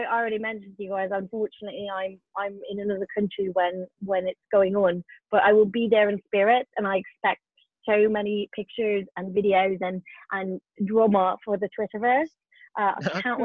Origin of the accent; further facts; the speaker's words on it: Canada; moved away; I grew up in Canada.